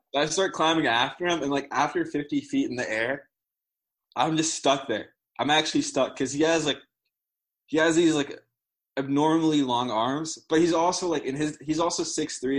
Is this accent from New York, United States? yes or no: no; New Jersey, United States; moved away as an adult; now in Ithaca, United States; I'm from Jersey, and like in Jersey, like I mean, like I used to like always like run around like outside when I was a kid